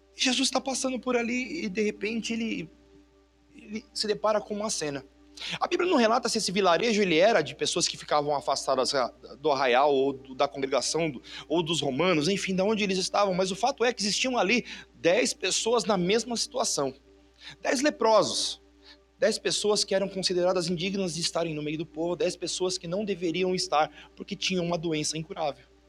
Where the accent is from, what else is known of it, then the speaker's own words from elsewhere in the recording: Brazil; Eu sou brasileiro